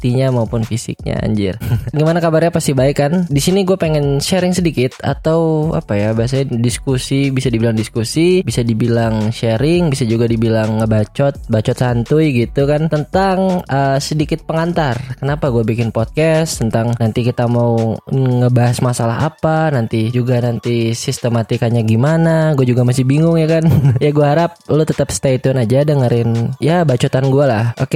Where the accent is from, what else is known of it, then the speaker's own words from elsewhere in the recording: Banjarbaru, South Kalimantan, Indonesia; now in Bandung, Indonesia; gue bukan orang Bandung asli. gue orang Banjarmasin, lebih tepatnya di Banjarbaru sebenarnya, provinsi Kalimantan Selatan. Gue berarti orang Banjar, suku gue suku Banjar.